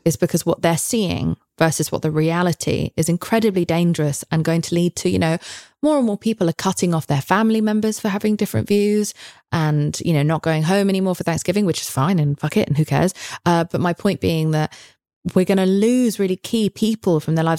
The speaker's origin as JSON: {"language": "English", "region": "England", "country": "United Kingdom", "said": "I'm English"}